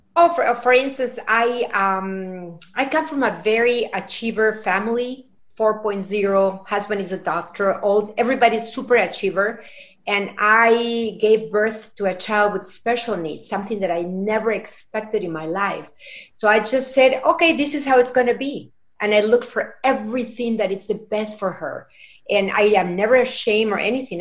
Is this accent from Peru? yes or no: yes; Lima, Peru; now in Wisconsin, United States; We're from Wisconsin, but we're originally from Lima, Peru